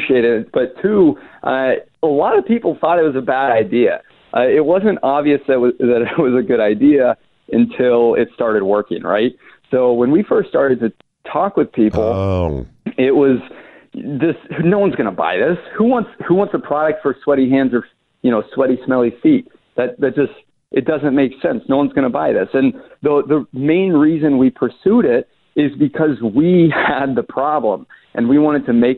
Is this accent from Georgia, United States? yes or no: yes; Atlanta, Georgia, United States; moved away as an adult; also born or lived in Chapel Hill, North Carolina; I'm from Atlanta